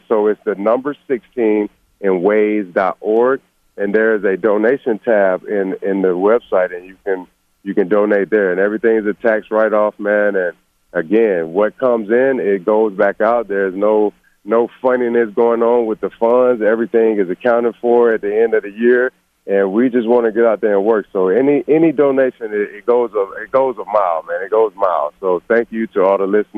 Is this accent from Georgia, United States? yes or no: yes; LaGrange, Georgia, United States; a lot of great players, man, that come from my hometown